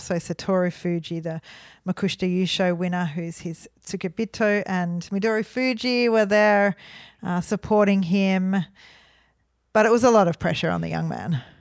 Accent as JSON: {"language": "English", "town": "Melbourne", "region": "Victoria", "country": "Australia", "said": "we're from Melbourne."}